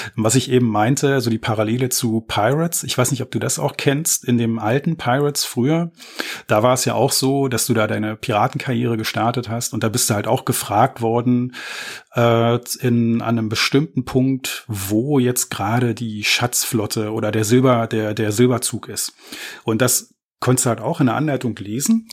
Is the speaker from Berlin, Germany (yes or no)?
yes; Berlin, Germany; ich bin gebürtiger Berliner